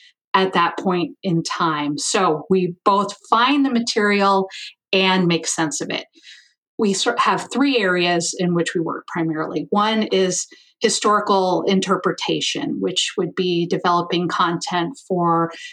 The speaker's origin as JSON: {"language": "English", "region": "Ohio", "country": "United States", "tie": "born or raised there", "moved": "as an adult", "lives_now": "Missoula, United States", "said": "I'm from Ohio. Midwestern girl"}